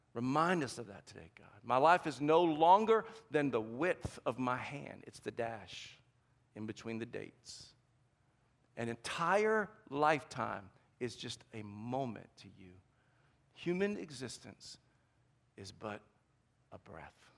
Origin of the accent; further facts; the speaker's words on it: the South, United States; accent: Southern; I'm from the South, and every now and then my accent comes out.